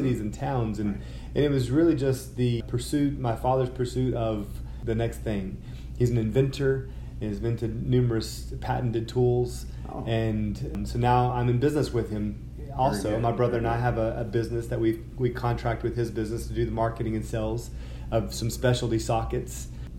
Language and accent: English; Texas, United States; also born or lived in Oklahoma; And so I was born in Western Oklahoma, grew up in West Texas, son of a cotton farmer and an entrepreneur.